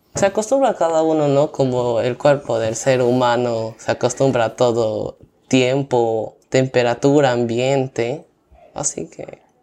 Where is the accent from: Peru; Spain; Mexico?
Peru; Pucallpa, Ucayali; yo vengo de la ciudad de Pucallpa, que está ubicada en la selva del Perú